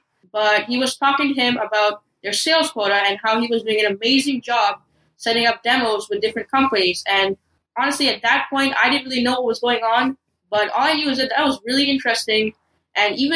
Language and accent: English; Toronto, Ontario, Canada; I am from Toronto.